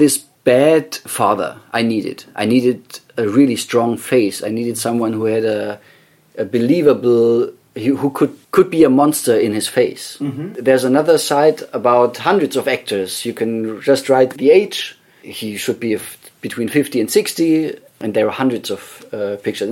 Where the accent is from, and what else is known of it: Bavaria, Germany; born or raised there; English is a second language; moved away